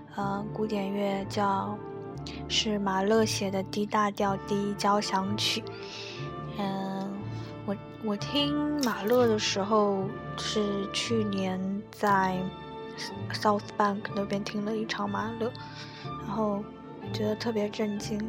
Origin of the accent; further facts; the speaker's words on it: China; 我们中国人，不是每个人都信道教，但是每个人都会有道的那种气质在里面